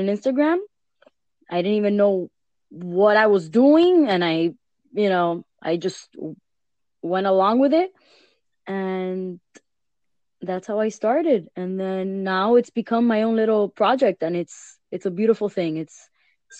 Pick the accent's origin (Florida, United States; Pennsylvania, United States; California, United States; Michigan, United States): Florida, United States; Miami; I was born and raised in Miami